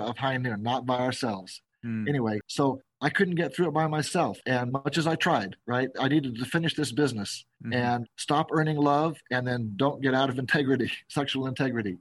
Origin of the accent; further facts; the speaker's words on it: San Diego, California, United States; also born or lived in Seattle, Washington / Berkeley, California; now in Las Vegas, United States; I grew up not in Seattle, in San Diego